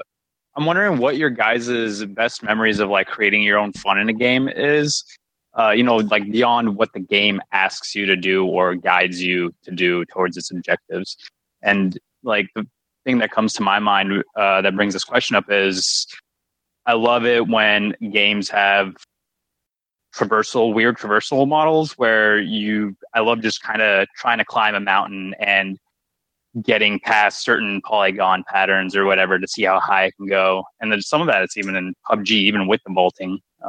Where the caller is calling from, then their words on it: Portland, Oregon, United States; from Portland, Oregon.